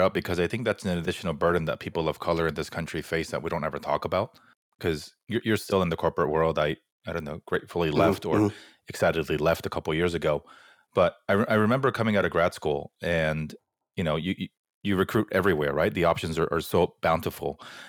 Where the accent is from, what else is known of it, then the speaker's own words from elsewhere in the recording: Fullerton, California, United States; I grew up in Fullerton, right? It's super Korean.